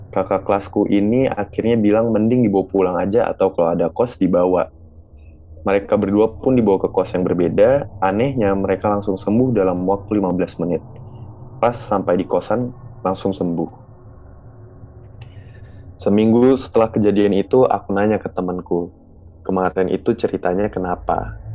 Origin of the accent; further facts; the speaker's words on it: Yogyakarta, Special Region of Yogyakarta, Indonesia; For your info, aku adalah orang Jogja asli dan sekolahku pun ada di Jogja.